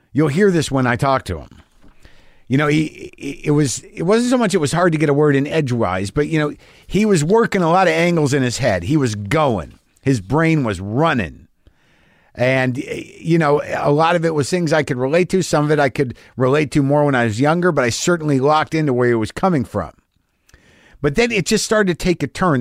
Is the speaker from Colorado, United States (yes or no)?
no; New Jersey, United States; I was born in New Jersey.